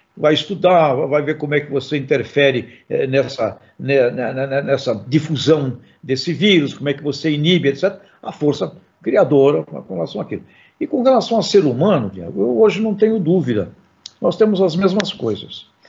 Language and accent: Portuguese; Santos, São Paulo, Brazil; Eu sou santista